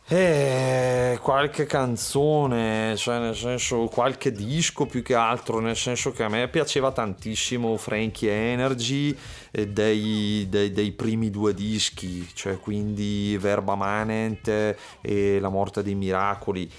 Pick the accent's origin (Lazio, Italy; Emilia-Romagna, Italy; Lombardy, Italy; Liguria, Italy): Lombardy, Italy; Manerbio; sono di Manerbio